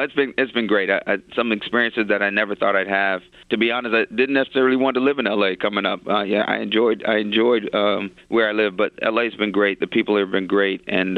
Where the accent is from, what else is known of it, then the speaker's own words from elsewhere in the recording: Alabama, United States; especially being an African-American and growing up in Alabama